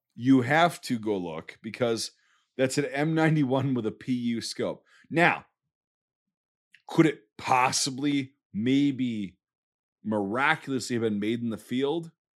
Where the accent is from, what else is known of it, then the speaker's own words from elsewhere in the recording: United States; as an American